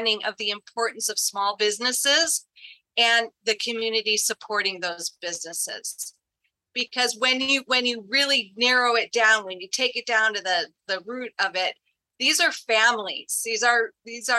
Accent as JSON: {"language": "English", "town": "Granville", "region": "Illinois", "country": "United States", "tie": "born or raised there", "said": "I'm from Granville, Illinois, which is in Putnam County. We had 700 people there when I was growing up"}